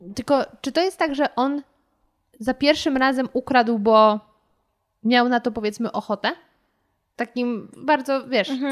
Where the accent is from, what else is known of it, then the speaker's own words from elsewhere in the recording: Poland; ja z Polski, nawet z, powiedzmy z Warszawy